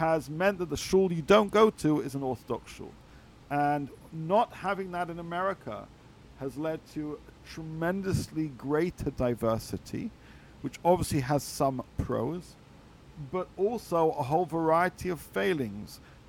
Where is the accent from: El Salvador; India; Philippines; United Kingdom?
United Kingdom; England; As a Brit, what did I see?